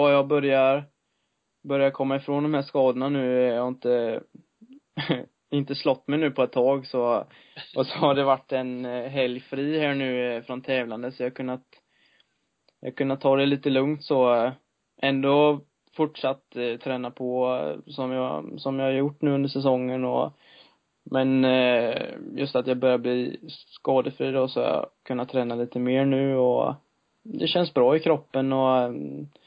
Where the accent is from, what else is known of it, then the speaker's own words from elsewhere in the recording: Sweden; det är svårt att eh, som svensk komma och, komma och slå dem då.